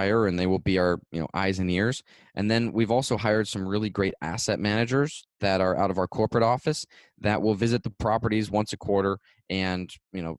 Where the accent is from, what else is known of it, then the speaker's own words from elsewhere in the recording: Florida, United States; I'm from Florida